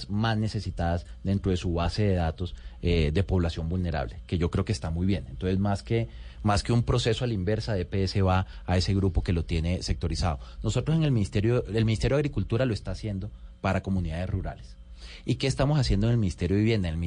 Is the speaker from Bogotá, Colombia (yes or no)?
no; Riohacha, La Guajira, Colombia; born there; Yo soy de provincia, orgullosamente colombiano. Yo nací en La Guajira, yo nací en Riohacha.